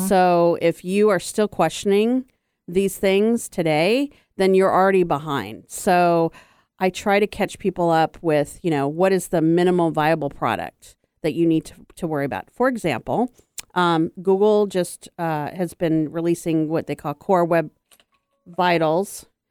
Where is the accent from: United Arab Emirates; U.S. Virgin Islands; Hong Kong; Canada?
U.S. Virgin Islands; I grew up on St. Croix, which I was a minority